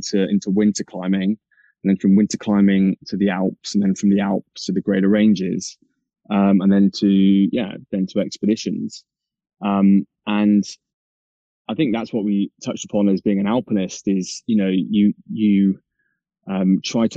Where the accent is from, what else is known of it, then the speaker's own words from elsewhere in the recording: Mendip Hills, southwest of the UK, South West England, United Kingdom; where I grew up on the Mendip Hills, down in the southwest of the UK, which is it's just out of Bristol